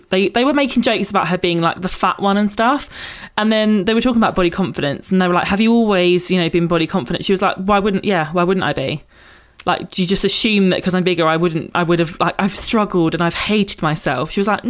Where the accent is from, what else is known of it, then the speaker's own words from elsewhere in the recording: United Kingdom; as British people as well.